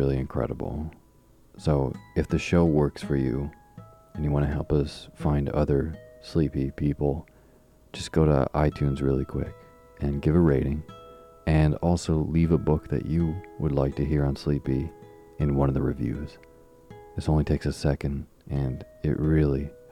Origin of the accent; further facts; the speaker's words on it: Vermont, United States; moved away; my childhood growing up in Vermont